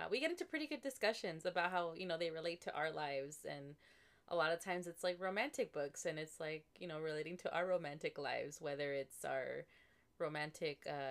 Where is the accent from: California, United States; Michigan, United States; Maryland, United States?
California, United States; Southern; I was born and raised in SoCal